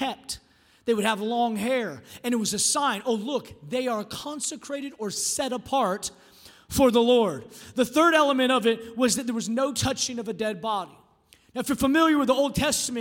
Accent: United States; I'm a Christian before I'm American

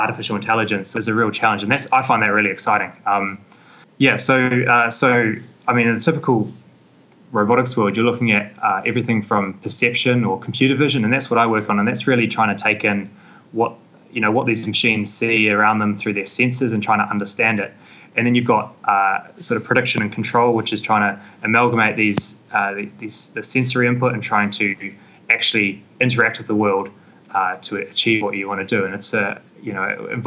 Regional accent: Christchurch, Canterbury, New Zealand; moved away as an adult; also born or lived in Auckland; now in Cambridge, United Kingdom; I grew up back in Christchurch

